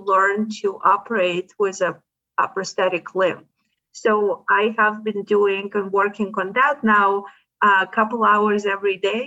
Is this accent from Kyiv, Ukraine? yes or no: no; Odesa, Odesa Oblast, Ukraine; now in United States; the city that I'm from was affected. I'm from Odessa